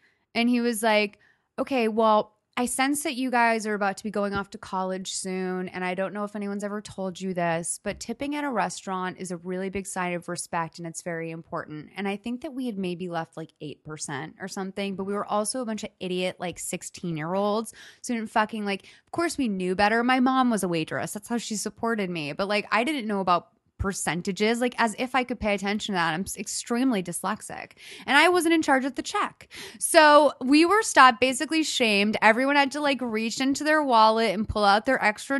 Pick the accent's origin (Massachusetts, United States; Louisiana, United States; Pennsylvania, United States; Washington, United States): Massachusetts, United States; Lexington; moved away; I'm from Lexington